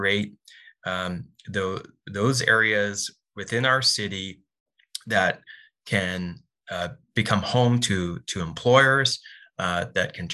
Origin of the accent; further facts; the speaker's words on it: Port Coquitlam, British Columbia, Canada; This is my hometown. I'm raising my family here.